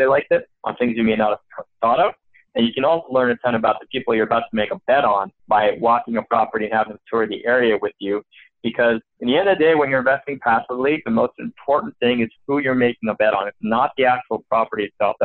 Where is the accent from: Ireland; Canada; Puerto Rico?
Canada; Montreal, Quebec; now in California, United States; I'm originally from Montreal. I spent about half my life there, half of my life in the U.S.